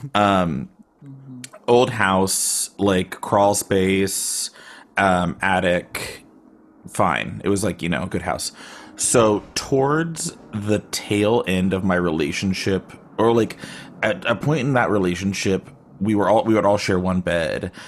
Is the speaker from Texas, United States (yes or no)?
yes; Austin, Texas, United States; now in Bay Area, United States; I am in the Bay Area, but I'm originally from Austin